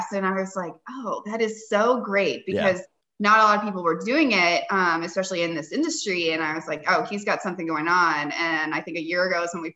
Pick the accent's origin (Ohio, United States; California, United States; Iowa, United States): Ohio, United States; Cincinnati; I grew up in Cincinnati, Ohio.